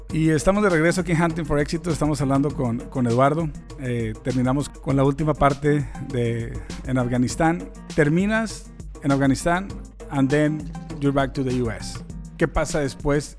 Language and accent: Spanish; Mexico; now in United States; we're Mexicans